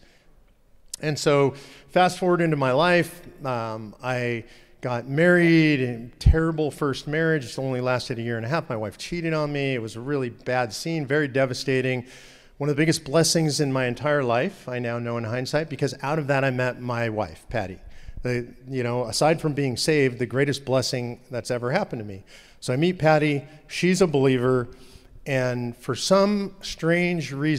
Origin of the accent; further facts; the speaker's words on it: Los Angeles, California, United States; So I grew up in Los Angeles, California.